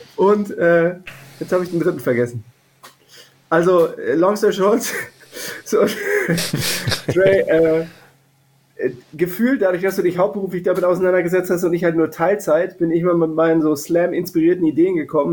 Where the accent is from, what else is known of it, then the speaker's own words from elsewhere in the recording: Hennef, North Rhine-Westphalia, Germany; Ich bin allerdings in Hennef aufgewachsen